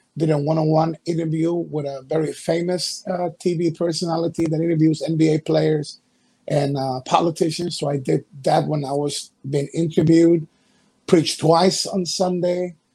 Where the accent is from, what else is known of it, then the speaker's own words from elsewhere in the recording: Guayaquil, Guayas, Ecuador; moved away; I was five years old. I'm from Ecuador, a coast city called Guayaquil in the Republic of Ecuador.